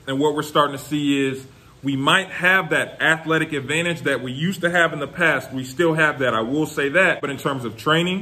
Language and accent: English; United States